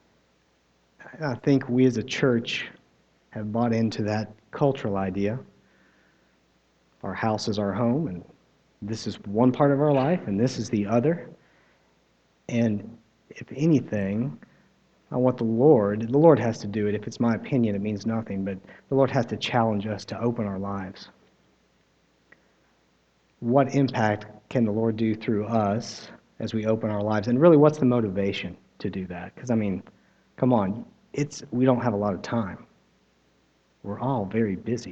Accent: United States; I am American

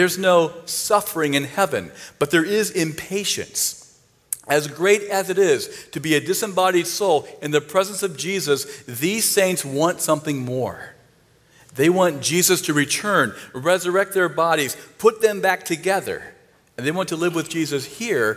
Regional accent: Northeast Ohio, United States; I'm from Northeast Ohio, so I'm a Cleveland fan

